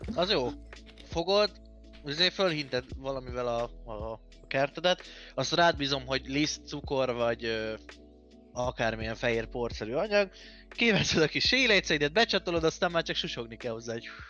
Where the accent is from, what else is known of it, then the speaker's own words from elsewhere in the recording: Hungary; nekünk, a magyaroknak